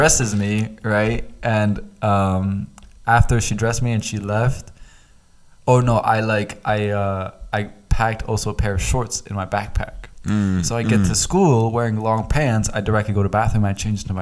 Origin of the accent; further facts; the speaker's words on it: East Coast, United States; me growing up in America, you know, on the East Coast